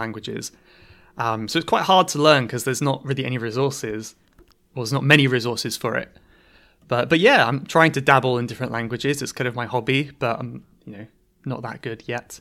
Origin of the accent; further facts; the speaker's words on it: Cornwall, South West England, United Kingdom; now in London, United Kingdom; I'm from Cornwall in England